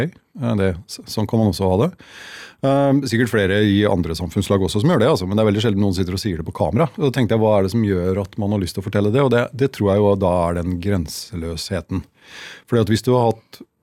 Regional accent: Halden, Østfold, Norway; jeg er fra Halden

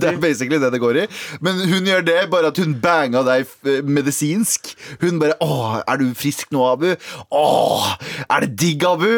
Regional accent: Mysen, Østfold, Norway; now in Oslo, Norway; Jeg er fra Mysen

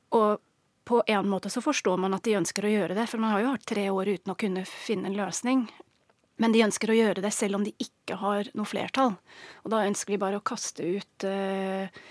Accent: England, United Kingdom; Norwegian is a second language; moved away as an adult; now in Norway; Jeg er engelsk, har bodd i Norge i snart 15 år.

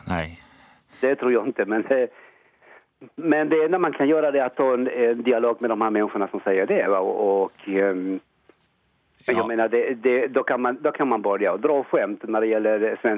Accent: Colombia; Eh, jeg er fra Colombia.

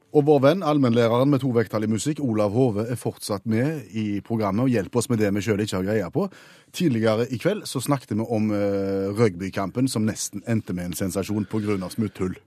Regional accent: Stavanger, Rogaland, Norway; vi kom fra Norge ja. og, og, var fra Stavanger

